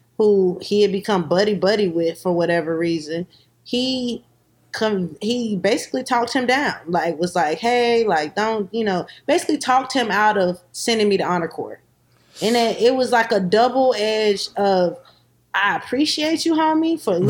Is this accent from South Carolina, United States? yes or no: yes; Columbia, South Carolina, United States; growing up in South Carolina, you experience a lot of things.